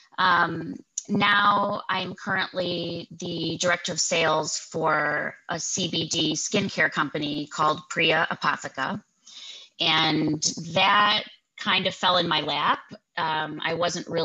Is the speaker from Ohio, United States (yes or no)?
yes; Cleveland, Ohio, United States; I was born in Cleveland. I'm a full-blown Clevelander.